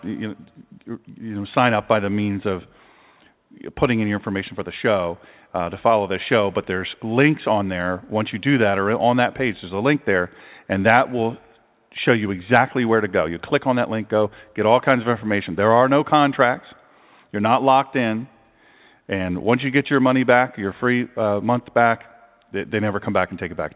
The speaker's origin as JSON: {"language": "English", "town": "Baltimore", "region": "Maryland", "country": "United States", "said": "I'm from Baltimore"}